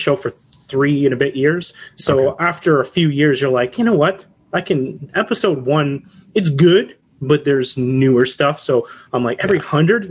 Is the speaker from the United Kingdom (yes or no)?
no; Canada; also born or lived in Ontario; I am a Canadian